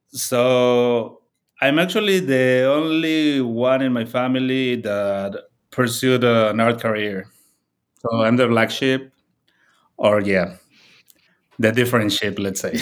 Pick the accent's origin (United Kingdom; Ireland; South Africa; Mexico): Mexico; Puebla; moved away as an adult; also born or lived in Mexico City; now in Chicago, United States; I grew up in a smaller town called Puebla